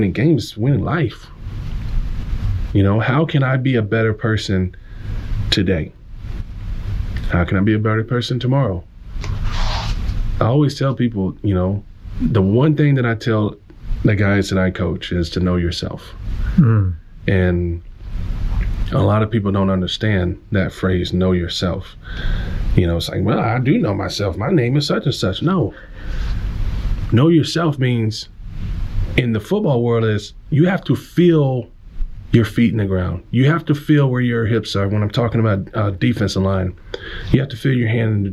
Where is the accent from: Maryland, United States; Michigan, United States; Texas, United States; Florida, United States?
Texas, United States; Omaha; I grew up in Northeast Texas in a small country town, predominantly white